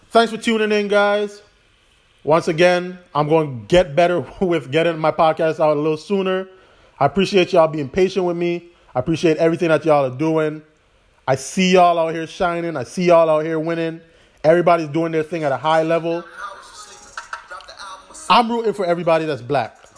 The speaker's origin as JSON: {"language": "English", "country": "U.S. Virgin Islands", "said": "I'm from the Virgin Islands. I want to be bigger than that, but at the same time, home is always where my heart will be."}